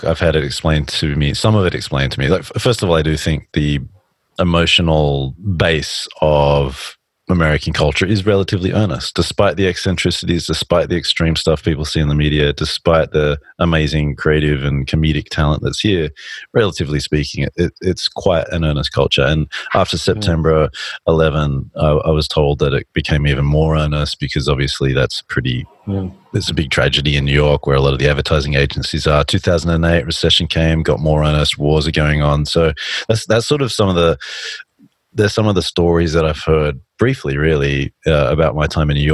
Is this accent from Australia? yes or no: yes; Australia; moved away; I grew up in Australia